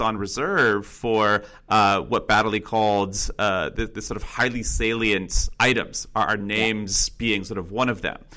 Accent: Northern California, United States; originally I'm from Northern California and uh, grew up about an hour north of uh, the San Francisco area

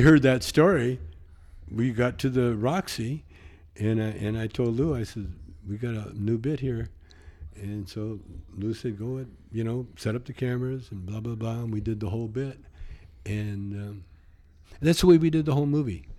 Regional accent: the Canadian Prairies, Canada; you grow up like I did in, in the prairies

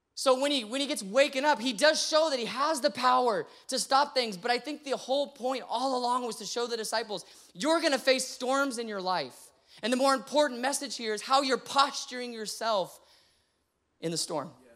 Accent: San Antonio, Texas, United States; now in Austin, United States; I grew up in San Antonio

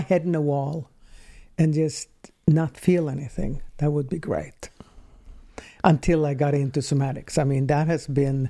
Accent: Ängelholm, Skåne, Sweden; moved away as an adult; now in San Francisco, United States; When I was born. Yes. Southern Sweden, something called Ängelholm.

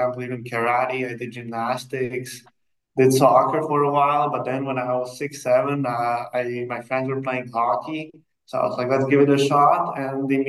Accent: Bratislava, Bratislava Region, Slovakia; now in United States; I was born in Bratislava and grew up there before moving to the States

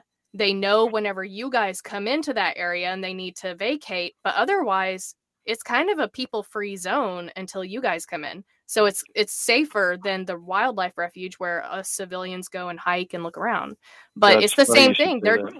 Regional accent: Altus, Oklahoma, United States; I am from Altus, Oklahoma, which is right next to Fort Sill Air Force Base.

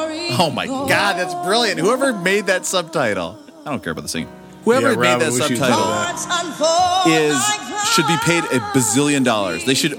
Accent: Minnesota, United States; somebody who was growing up in Minnesota as a huge

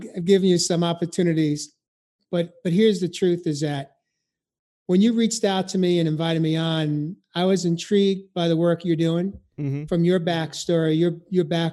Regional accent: New York, United States; I grew up in New York

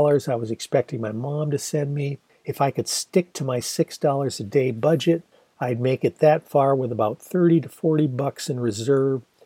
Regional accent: Ann Arbor, Michigan, United States; usually bought at the iconic Blue Front newsstand in my hometown of Ann Arbor.

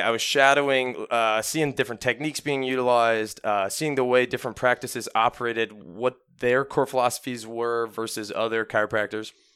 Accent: Parma, Ohio, United States; I grew up in Parma, Ohio

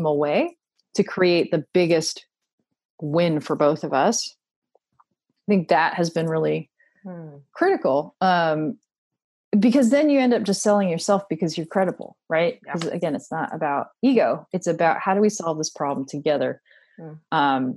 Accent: Washington, District of Columbia, United States; now in Texas, United States; I grew up in Washington, D.C., and all of my neighbors were from other countries

